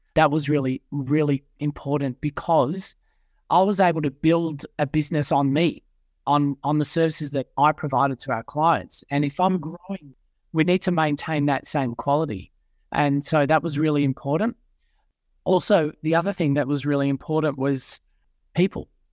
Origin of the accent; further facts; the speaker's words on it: Melbourne, Victoria, Australia; moved away as an adult; now in Sydney, Australia; born and bred in Melbourne, grew up in a Christian Catholic family